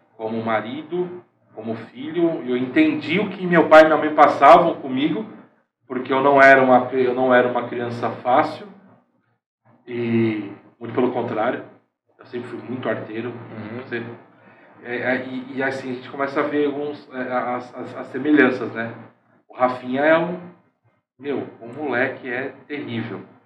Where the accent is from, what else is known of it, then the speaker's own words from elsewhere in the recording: Santo André, São Paulo, Brazil; moved away as an adult; now in Caraguatatuba, Brazil; a gente nascido e criado em Santo André, nunca tinha saído de Santo André para outro lugar.